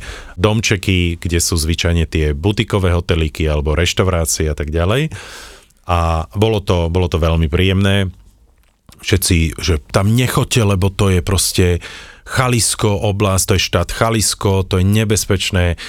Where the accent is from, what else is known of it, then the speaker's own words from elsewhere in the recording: Slovakia; my sme zo Slovenska